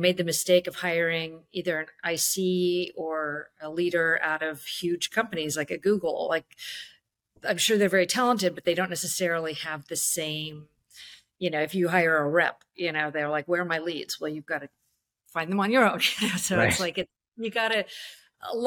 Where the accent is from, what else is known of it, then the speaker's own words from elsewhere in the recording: Bay Area, California, United States; I'm from the Bay Area